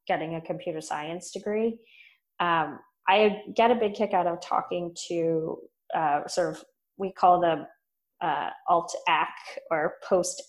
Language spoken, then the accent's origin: English; Texas, United States; moved away as an adult; also born or lived in Boston; now in Austin, United States; I grew up in Texas, so it's kind of going home